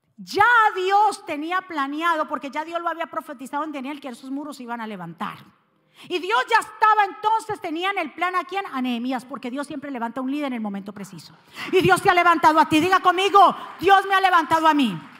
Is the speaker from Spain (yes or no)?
no; Cali, Valle del Cauca, Colombia; moved away; como decimos los caleños